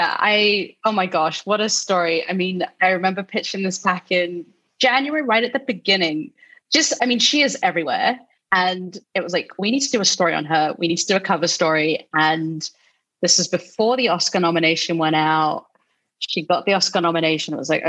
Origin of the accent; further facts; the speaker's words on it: Philippines; we vibed over the both being Filipino, and she's a better cook than I am. I can't even cook a Filipino dish to save my life.